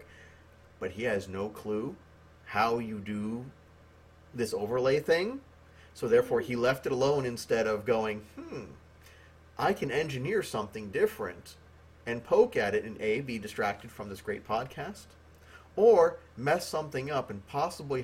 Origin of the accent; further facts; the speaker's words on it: United States; I'm American